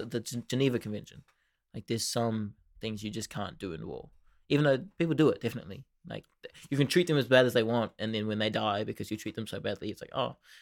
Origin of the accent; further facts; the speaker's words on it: New Zealand; We've got nothing here.